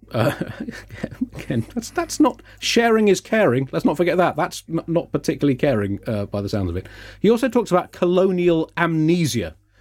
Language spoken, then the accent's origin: English; United Kingdom; as a British person